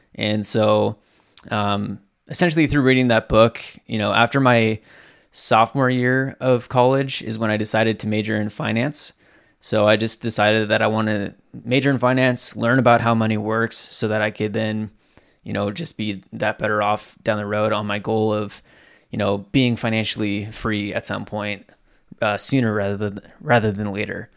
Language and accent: English; Southwest Washington, United States; also born or lived in Southern California; I was born in Southern California. We moved up to Southwest Washington back in two thousand when I was in, like, kindergarten. So, essentially my entire life, I've lived in Washington State